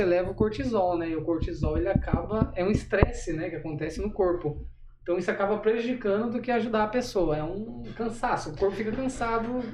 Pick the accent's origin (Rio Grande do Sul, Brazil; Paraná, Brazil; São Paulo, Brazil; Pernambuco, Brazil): São Paulo, Brazil; moved away as an adult; now in Maringá, Brazil; sou natural de São Paulo, né? Vim para Maringá para finalizar meu bacharel